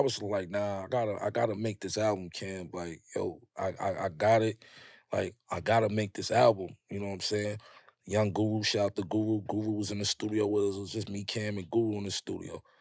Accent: New York City, New York, United States; growing up in Harlem, up on that hill

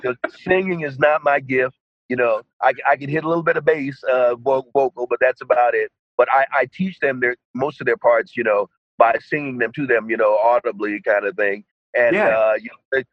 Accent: Yonkers, New York, United States; growing up in Yonkers, New York, there was all that music around us

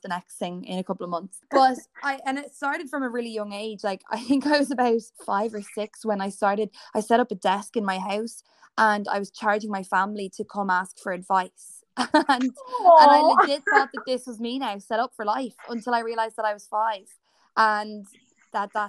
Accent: Dublin, Leinster, Ireland; I am from Dublin, born and still living here

